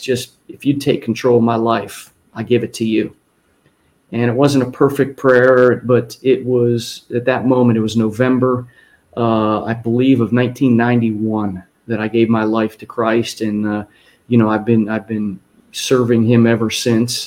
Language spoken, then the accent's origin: English; Ohio, United States; I go back to my hometown in Ohio